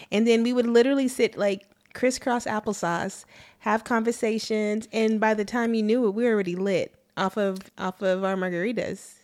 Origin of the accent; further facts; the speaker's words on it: Arlington, Texas, United States; also born or lived in Mansfield, Texas; I'm from Arlington, Texas